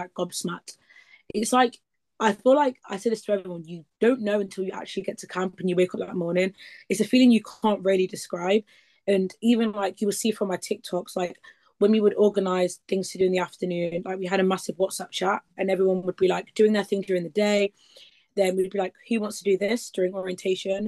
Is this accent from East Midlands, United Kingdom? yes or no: yes; Leicester, East Midlands, United Kingdom; I'm from Leicester in the East Midlands.